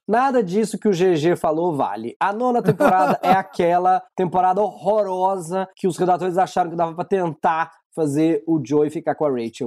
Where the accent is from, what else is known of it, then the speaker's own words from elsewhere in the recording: Minas Gerais, Brazil; Eu sou de Minas